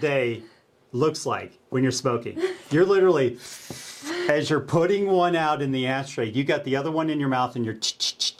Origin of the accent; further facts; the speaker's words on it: Illinois, United States; moved away; I came from Illinois and a lot of people smoke.